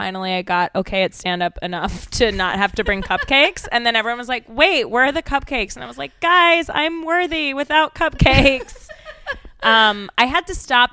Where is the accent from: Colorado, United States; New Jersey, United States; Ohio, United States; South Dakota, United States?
Colorado, United States; Denver; also born or lived in Boston / Atlanta / Milwaukee; I am from Denver, but I was born in Boston. I lived there till I was 5 and my mom's whole family is back there, but I grew up in Denver